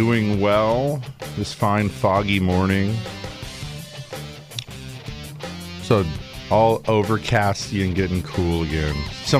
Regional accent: Big Bear, California, United States; Where I grew up in Big Bear

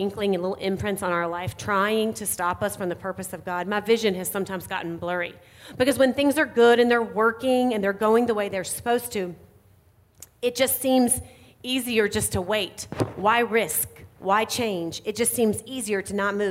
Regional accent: North Carolina, United States; accent: Southern; moved away as an adult; now in Indiana, United States; I grew up in North Carolina. That's where I always live. I always say that I'll always be Southern at heart. You might be able to hear it a little bit in my voice this morning.

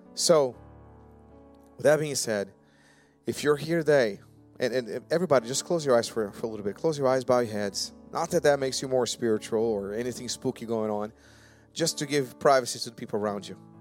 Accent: Brazil; English is a second language; now in United States; also an immigrant. I came from Brazil. I don't know if you guys ever noticed my little bit of accent

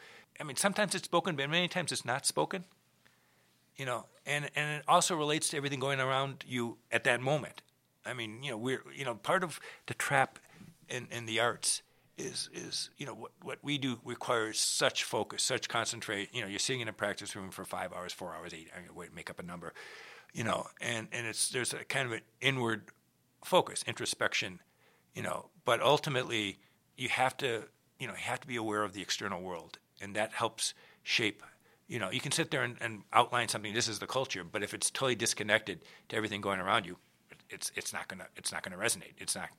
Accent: Minnesota, United States; You know, you come from Iowa, I come from Minnesota. There is a difference in Midwest, you know

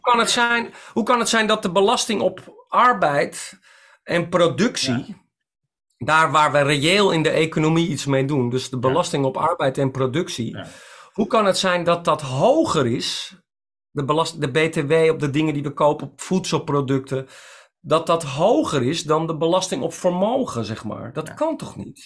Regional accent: Netherlands; ik ben ook een Nederlander

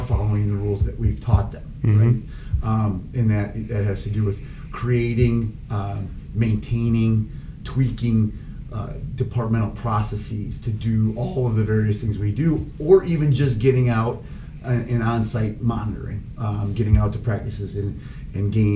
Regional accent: Minooka, Illinois, United States; moved away as an adult; now in Arizona, United States; I grew up in a little town called Minooka, Illinois, outside of Joliet

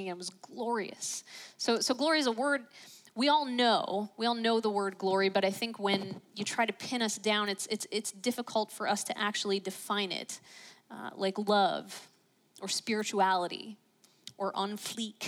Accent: Pittsburgh, Pennsylvania, United States; I grew up in Pittsburgh

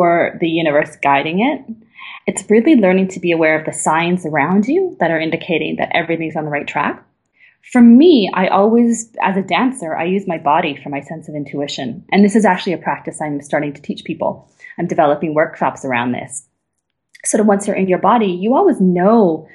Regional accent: Canada; moved away as an adult; now in Berlin, Germany; I'm truly Canadian

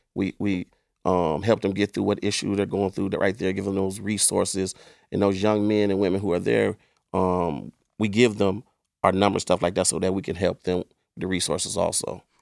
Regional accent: East Cleveland, Ohio, United States; I grew up in East Cleveland

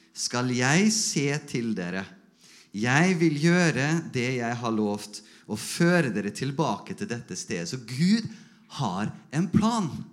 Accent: Norway

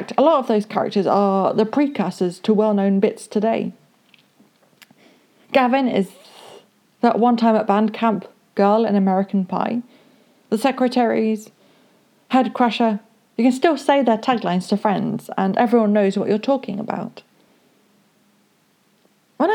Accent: United Kingdom; I am British

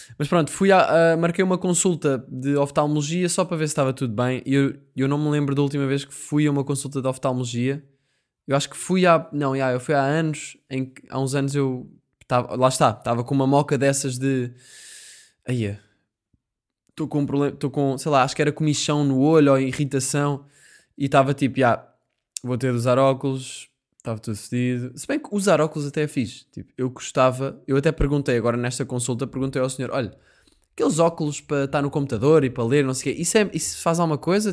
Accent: Sintra, Lisbon, Portugal; eu sou de Sintra

